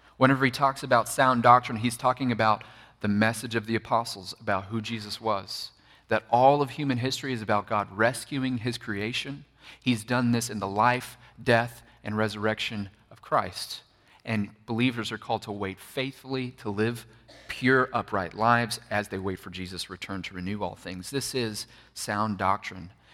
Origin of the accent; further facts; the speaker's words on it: Bible Belt, Southern United States, United States; I grew up in the Bible Belt, which is Southern United States, right?